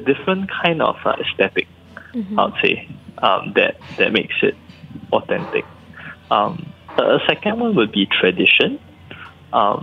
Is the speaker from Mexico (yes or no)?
no; Singapore; also born or lived in United States; I'm Singaporean